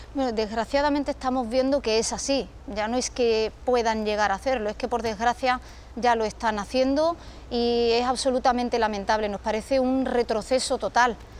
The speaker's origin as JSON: {"language": "Spanish", "region": "Ceuta", "country": "Spain", "said": "en mi pueblo, en Ceuta"}